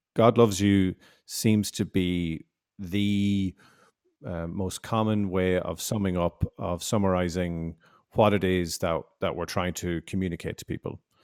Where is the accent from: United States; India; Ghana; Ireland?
Ireland; also born or lived in Canada; I'm, I'm from Ireland. I'm Irish